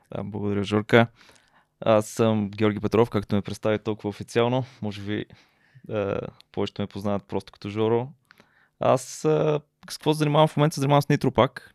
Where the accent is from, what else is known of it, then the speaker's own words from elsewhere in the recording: Peshtera, Pazardzhik Province, Bulgaria; moved away; also born or lived in Sofia / Blagoevgrad; Аз съм израснал в Пещера, но съм роден в София